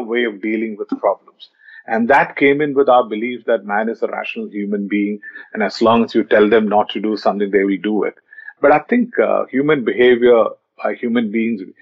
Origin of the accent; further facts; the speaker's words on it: Kolkata, West Bengal, India; when i growing up in Calcutta uh, in the initial, in the early 90s